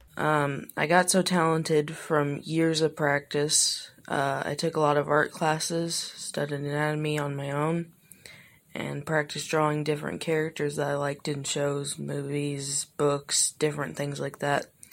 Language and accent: English; Illinois, United States; I'm from Illinois